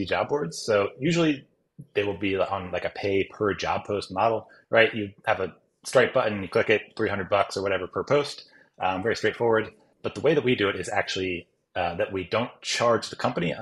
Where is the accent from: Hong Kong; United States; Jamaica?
United States; moved away as an adult; now in Japan; I grew up in the US